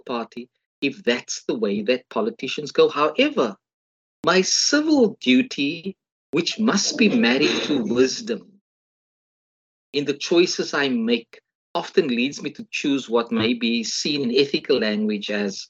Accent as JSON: {"language": "English", "country": "South Africa", "said": "as a South African"}